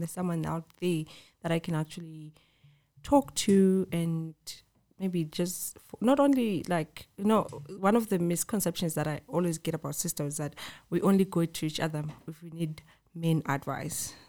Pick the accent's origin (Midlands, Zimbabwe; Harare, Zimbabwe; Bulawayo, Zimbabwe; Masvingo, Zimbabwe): Bulawayo, Zimbabwe; also born or lived in Cape Town, South Africa / Johannesburg, South Africa; now in East Rand, South Africa; I'm from Bulawayo. Yes, rapping skies, born and bred there, moved to SA